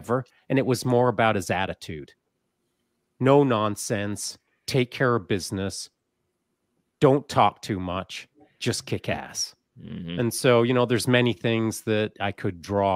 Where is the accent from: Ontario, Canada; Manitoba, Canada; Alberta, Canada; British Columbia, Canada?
Alberta, Canada; Grande Cache; I was raised up in Grand Cache out in the boonies